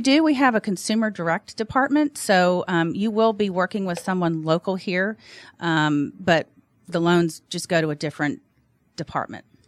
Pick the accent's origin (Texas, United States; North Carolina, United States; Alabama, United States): Alabama, United States; now in Atlanta, United States; I'm from Alabama, so of course we're licensed in Alabama